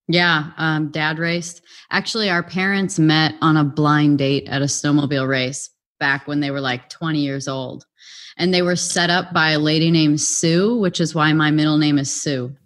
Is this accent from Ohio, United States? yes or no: no; Illinois, United States; also born or lived in Wisconsin; we were both born in Wisconsin, but we grew up in Illinois, so that's how close we were to the border.